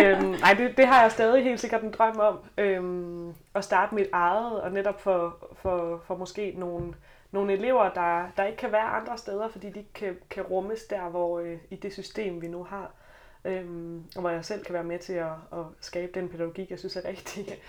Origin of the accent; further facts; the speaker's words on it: South Jutland, Southern Denmark, Denmark; moved away as an adult; now in Copenhagen, Denmark; jeg kommer fra Sønderjylland. Måske kommer det til at skinne lidt igennem